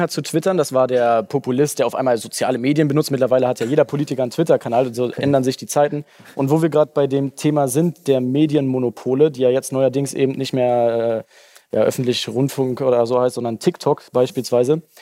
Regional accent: Germany; bei uns in Deutschland

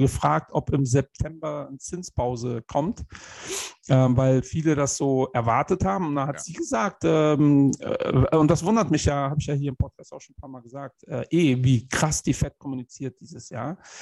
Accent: Germany; wir als Deutsche

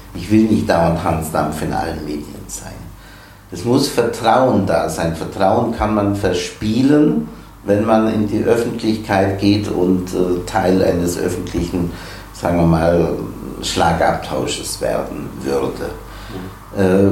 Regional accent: the Bavarian mountains, Germany; now in Kiel, Germany; Ich stamme aus den Bayerischen Bergen. Ich sage immer, mein Leben begann bei etwas über 1000 Höhenmetern

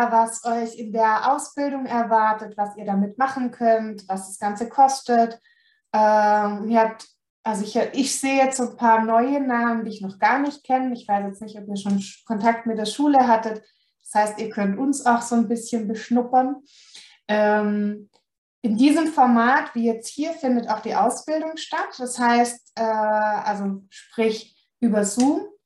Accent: Baden-Württemberg, Germany; Und ihr hört es vielleicht, ich komme aus dem Süden Deutschlands, also aus Baden-Württemberg.

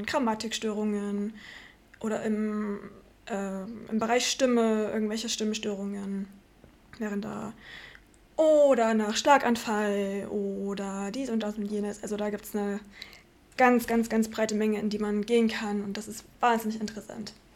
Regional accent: Markneukirchen, Saxony, Germany; accent: Saxon; also born or lived in Landwüst; now in Leipzig, Germany; Ich komme aus dem Vogtland ursprünglich. Grenze Bayern, Thüringen, Sachsen drüben. Ähm, Kuhkaff heißt in dem Fall 600 Einwohner an der tschechischen Grenze

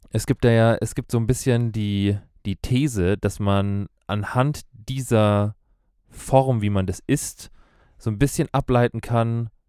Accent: Germany; Ich komme aus Deutschland.

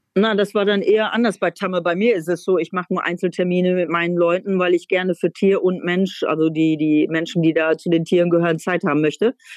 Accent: North Rhine-Westphalia, Germany; moved away as an adult; also born or lived in Netherlands; now in East Frisia, Germany; Ich komme ja nun vom Niederrhein

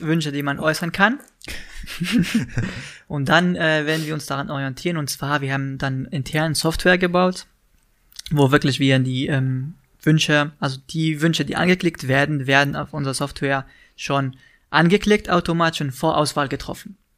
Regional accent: Tunisia; German is a second language; moved away as an adult; now in Berlin, Germany; in Tunesien bin ich aufgewachsen, habe ich da studiert, ganz normal

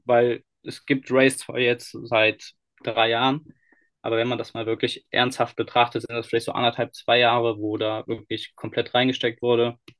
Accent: Cologne, North Rhine-Westphalia, Germany; Wir kommen ja eigentlich aus Nordrhein-Westfalen, aus Köln

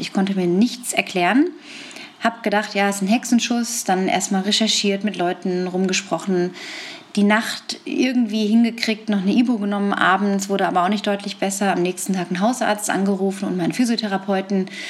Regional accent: Lippstadt, North Rhine-Westphalia, Germany; in Lippstadt, in meiner Heimatstadt in Westfalen

